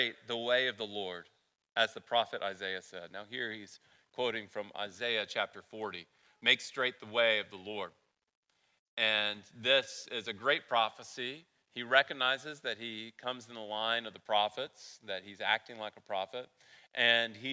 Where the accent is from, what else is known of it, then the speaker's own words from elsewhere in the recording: the South, United States; accent: southern; My southern accent's going to come out